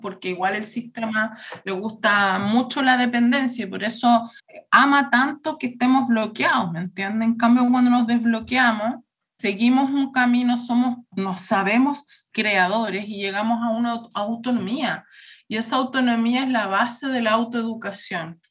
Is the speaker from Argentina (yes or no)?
no; Chile; moved away as an adult; also born or lived in Berlin, Germany; yo pasé mi infancia en Chile, pero el, año 2000 me fui a vivir a Alemania, viví en Berlín por 10 años